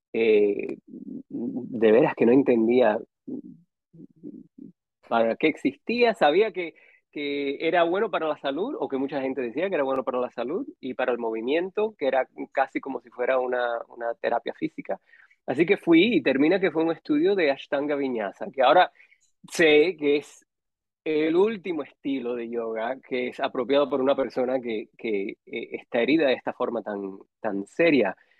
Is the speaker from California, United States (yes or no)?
no; Miami, Florida, United States; also born or lived in Matanzas, Cuba / San José, Costa Rica; en el 82 ya llegué a, Miami y ahí viví